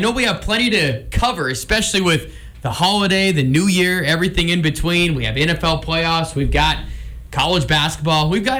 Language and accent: English; Billings, Montana, United States; growing up in Billings.